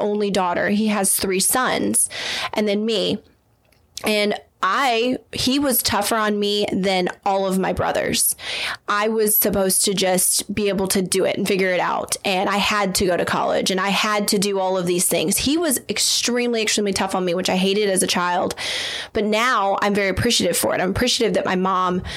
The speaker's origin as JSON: {"language": "English", "region": "the South", "country": "United States", "tie": "born or raised there", "said": "I was raised in the South, my mom and my mom's family are from the North."}